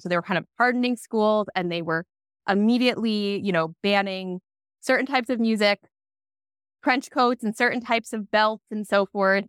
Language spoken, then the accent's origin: English; Long Island, New York, United States; I grew up on Long Island, New York